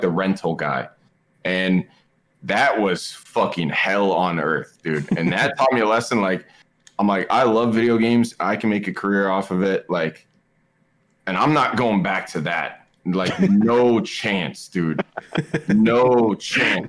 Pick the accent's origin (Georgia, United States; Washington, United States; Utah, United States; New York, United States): Washington, United States; Seattle; I'm from Seattle.